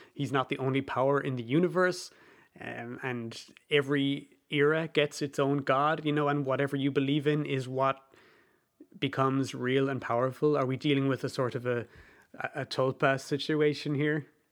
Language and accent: English; Ireland; I'm Irish